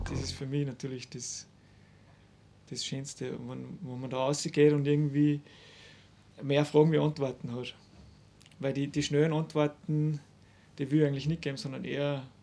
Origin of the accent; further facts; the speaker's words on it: Salzburg, Austria; Ich bin aus dem Innengebirg.